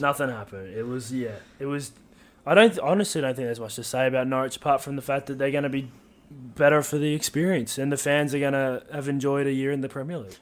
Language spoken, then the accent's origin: English; Australia; being Australian